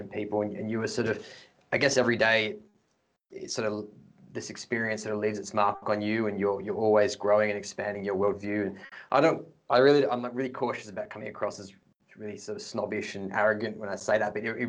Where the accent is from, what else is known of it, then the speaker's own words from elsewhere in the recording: Australia; also born or lived in Canberra / Adelaide; I grew up in, in Canberra and Adelaide